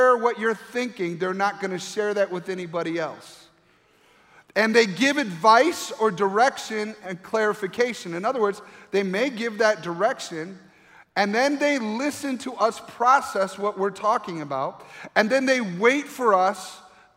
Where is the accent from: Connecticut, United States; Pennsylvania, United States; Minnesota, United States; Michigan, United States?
Michigan, United States; Grand Rapids; moved away as an adult; where I grew up in Grand Rapids, Michigan